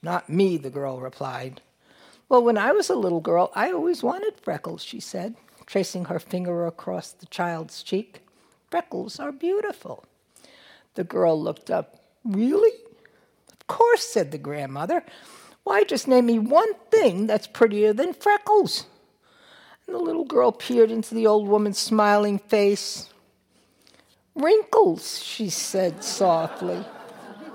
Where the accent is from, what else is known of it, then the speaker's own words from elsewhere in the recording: New York, United States; I'm a New Yorker.